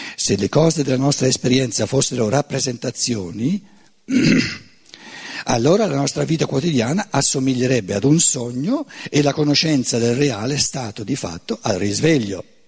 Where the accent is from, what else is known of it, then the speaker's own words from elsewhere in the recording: Tuscany, Italy; neanche come toscano